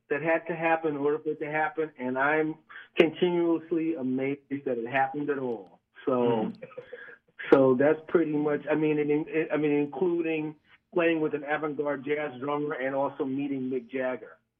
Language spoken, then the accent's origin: English; New York City, New York, United States; also born or lived in London, United Kingdom; I was brought to America when I was 2 years old. So I grew up in Brooklyn